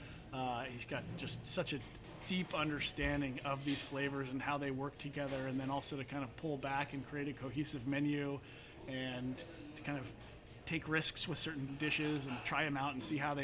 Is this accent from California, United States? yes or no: yes; near Palo Alto, California, United States; now in San Francisco, United States; I'm from near Palo Alto. My parents have a restaurant down the peninsula, and they would take us traveling growing up through the Southwest